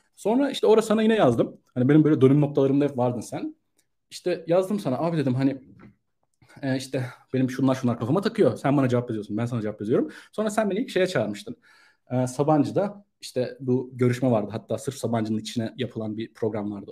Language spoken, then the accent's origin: Turkish; Ankara, Turkey; moved away as an adult; also born or lived in Istanbul; ben Ankara'da doğdum. Ee, üniversite için İstanbul'a geldim 2011 yılında